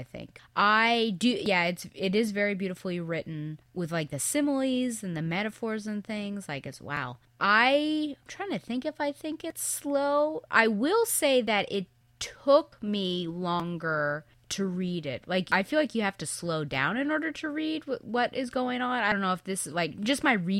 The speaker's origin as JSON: {"language": "English", "country": "United States", "said": "us as Americans"}